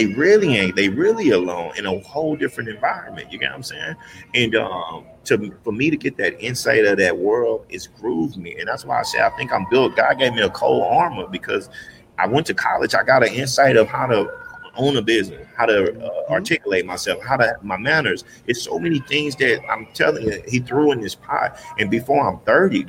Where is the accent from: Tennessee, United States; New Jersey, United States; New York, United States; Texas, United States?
Texas, United States; Houston; moved away; also born or lived in California; I'm live from Houston